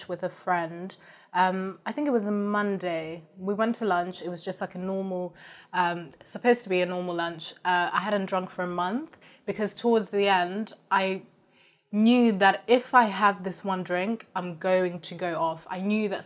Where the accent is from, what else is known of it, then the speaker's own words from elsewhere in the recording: Zimbabwe; moved away; also born or lived in Kent, England; I'm from Zimbabwe